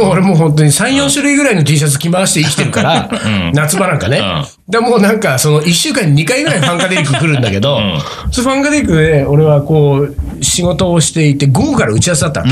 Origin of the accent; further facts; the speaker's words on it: Hamamatsu, Shizuoka, Japan; moved away as an adult; also born or lived in Tokyo; 僕は浜松ですから